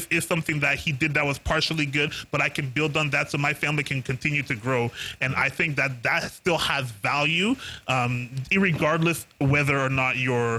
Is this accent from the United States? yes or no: no; Haiti; now in Canada; I know what I went through when I was raised back in Haiti, and now I live in a place where there's like this place called Tim Hortons, and you go get double doubles for a toonie.